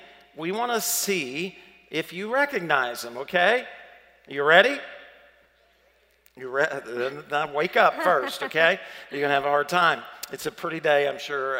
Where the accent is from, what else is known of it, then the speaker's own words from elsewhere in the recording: the South, United States; accent: southern; my southern accent